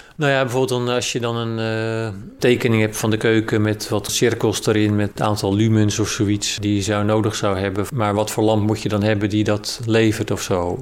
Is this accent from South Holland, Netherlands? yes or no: yes; Rotterdam area, South Holland, Netherlands; now in Amersfoort, Netherlands; Ik kom oorspronkelijk uit Rotterdam, omgeving